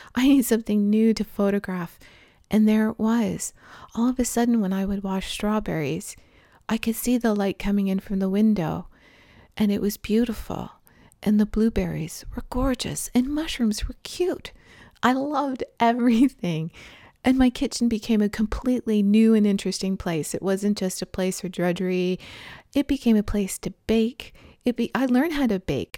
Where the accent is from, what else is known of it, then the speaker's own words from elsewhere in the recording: Toronto, Ontario, Canada; moved away as an adult; also born or lived in British Columbia; Growing up in Toronto, like, i, i, it's, you know, pretty flat city.